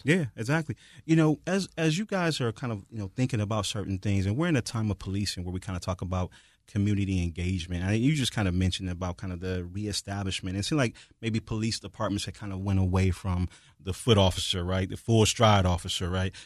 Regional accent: Detroit, Michigan, United States; moved away; I'm from Detroit

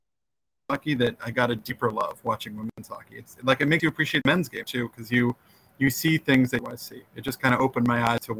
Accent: New Jersey, United States; I'm from New Jersey, but I have four older brothers and one young brother

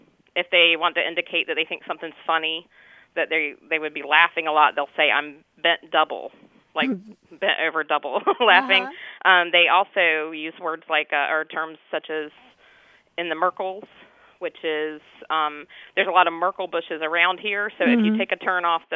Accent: Carteret County, North Carolina, United States; I grew up in Carteret County, North Carolina

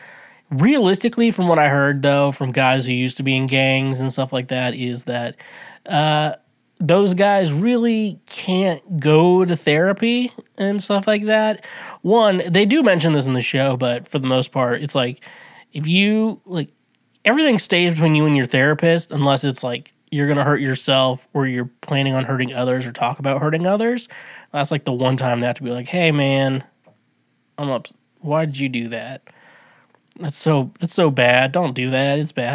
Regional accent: Midwest, United States; I'm from the Midwest

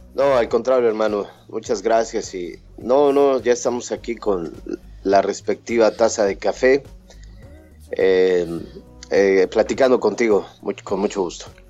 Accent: Mexico; moved away as an adult; now in United States; Al llegar a los Estados Unidos y, cuando me fui de México

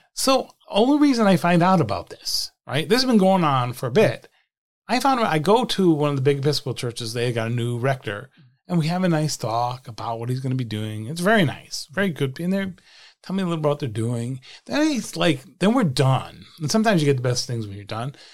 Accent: Attleboro, Massachusetts, United States; my hometown of Attleboro, Massachusetts, small town just south of, just north of Providence and about forty miles south of Boston

